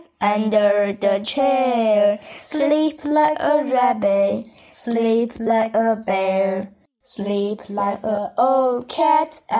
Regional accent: Tianjin, China; 今年我八岁了。我来自于天津，

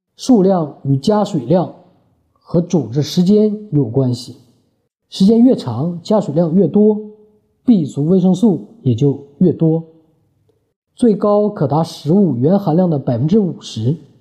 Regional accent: Northeast China, China; 身为东北人

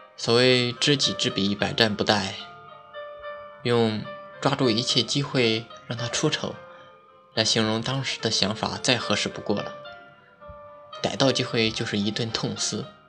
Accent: Henan, China; moved away; 我是河南的

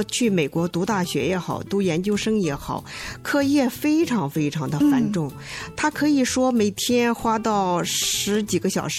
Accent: Bozhou, Anhui, China; moved away as an adult; now in Hefei, China; 我老家呢是安徽亳州的，嗯，我在那里生长了十八年，嗯，然后考上大学以后呢，大学毕业就分配到合肥，嗯，那么算起来，从一九八八年到现在，我在合肥已经生活了三十二年。

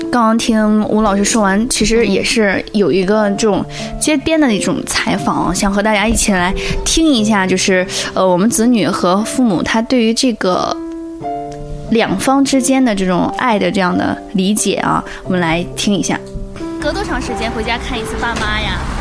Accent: Jiaodong, Shandong, China; 我是胶东人

